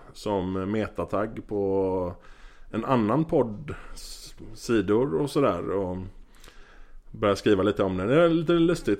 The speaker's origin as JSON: {"language": "Swedish", "town": "Gothenburg", "region": "Västra Götaland", "country": "Sweden", "also_born_or_lived": "Amsterdam / Norway", "moved": "as an adult", "said": "jag är från Göteborg från början. Eh, har bott i Göteborg typ halva mitt liv"}